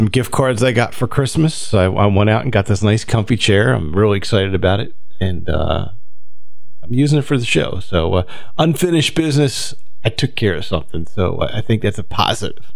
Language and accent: English; Delran, New Jersey, United States; I grew up in Del Ran